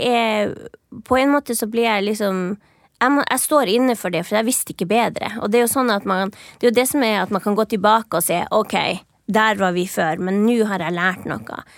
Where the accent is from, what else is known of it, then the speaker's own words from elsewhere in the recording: Finnmark, Norway; moved away as an adult; now in Oslo, Norway; når jeg vokste opp i Finnmark